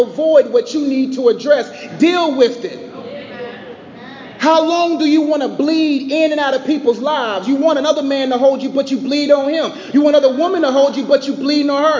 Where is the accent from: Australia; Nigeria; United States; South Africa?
Nigeria; I'm Nigerian.